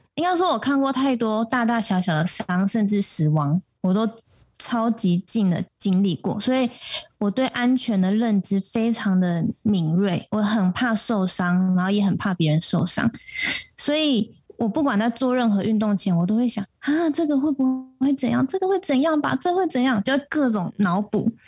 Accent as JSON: {"language": "Chinese", "region": "Taipei", "country": "Taiwan", "moved": "as an adult", "lives_now": "Taitung, Taiwan", "said": "对，我是台北人，但现在算是新台东人。嗯。我把我的户籍迁到台东了"}